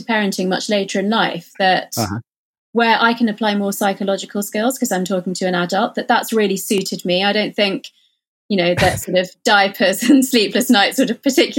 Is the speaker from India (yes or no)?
yes; India; So I think being Indian and Hindu, or having that sort of, you know, Eastern philosophy, the sort of Buddhist, Hindu, Eastern philosophy, actually makes it quite easy to have that in your life